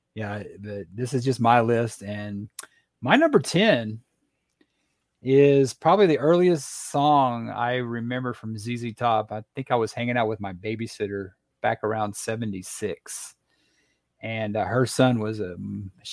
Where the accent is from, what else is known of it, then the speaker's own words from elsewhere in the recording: Texas, United States; growing up in Texas